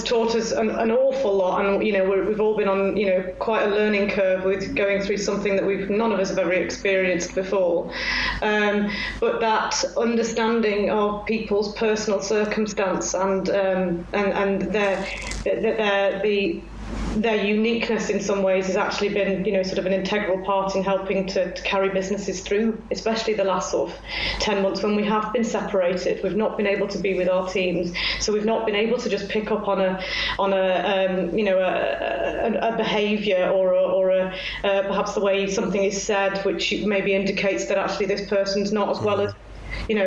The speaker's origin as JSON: {"language": "English", "town": "Congleton", "region": "North West England", "country": "United Kingdom", "tie": "born or raised there", "also_born_or_lived": "Sheffield / Manchester", "moved": "as an adult", "said": "I grew up in Congleton"}